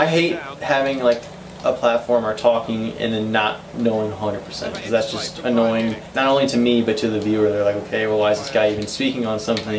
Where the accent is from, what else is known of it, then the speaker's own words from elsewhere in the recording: United States; being American